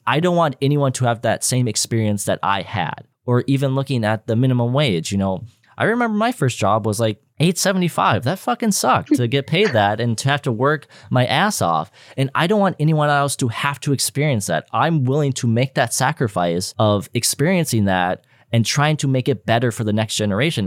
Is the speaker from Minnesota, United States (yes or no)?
yes; Minnesota, United States; we were born in Minnesota